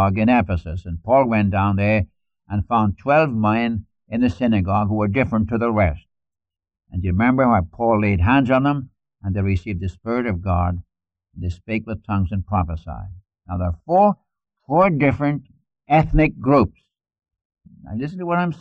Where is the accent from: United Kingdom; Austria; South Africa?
United Kingdom; Newcastle upon Tyne, North East England; accent: Geordie; moved away; I'm a Geordie. That's a mixture of Irish, Scots, and English. A little bit of Frisian thrown in for good measure. If I were to speak my dialect, you couldn't understand me. In fact, in school, we spoke pure English, standard English in school. And the moment we got out of the door of the school, we spoke our dialect.